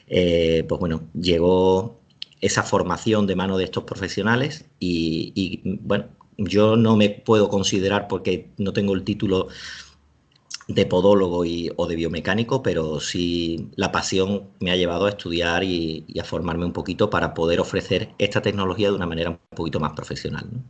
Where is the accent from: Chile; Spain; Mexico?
Spain; Seville, Andalusia; now in Alicante, Spain; en Sevilla, que es de donde yo soy, aunque ahora vivo en Alicante